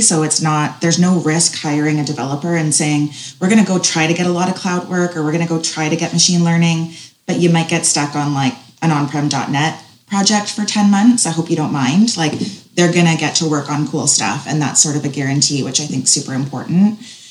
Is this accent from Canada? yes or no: yes; Canada; We get the Calgary market, we get the Vancouver, Montreal market, we're Canadian, we get the culture.